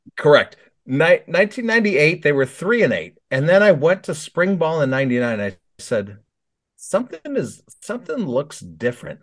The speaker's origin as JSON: {"language": "English", "area": "Chicago suburbs", "region": "Illinois", "country": "United States", "tie": "born or raised there", "said": "I grew up in Chicago Burbs"}